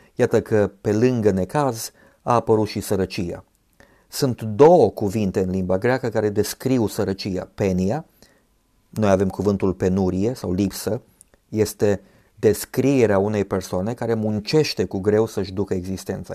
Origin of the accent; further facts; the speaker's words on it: Romania; ne-am născut în România